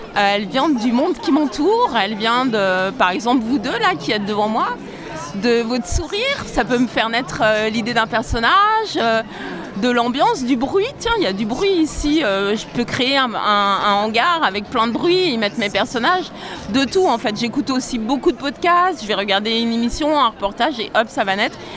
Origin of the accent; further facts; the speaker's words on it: Bourg-en-Bresse, Auvergne-Rhône-Alpes, France; Je viens de Bourg-en-Bresse, c'est entre Lyon et Genève